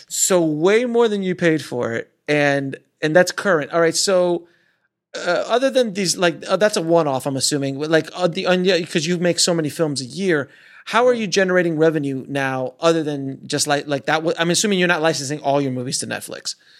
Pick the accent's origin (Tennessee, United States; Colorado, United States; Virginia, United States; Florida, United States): Florida, United States; I'm from Florida